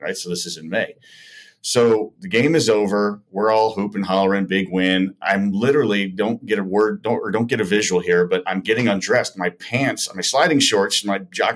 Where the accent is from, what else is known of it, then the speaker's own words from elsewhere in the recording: Chicago, Illinois, United States; I'm originally from the Chicago area